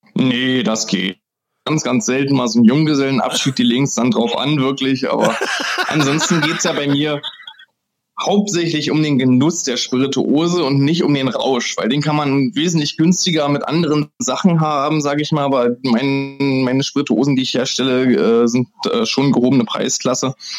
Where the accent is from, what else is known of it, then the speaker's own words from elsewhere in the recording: Germany; als Deutscher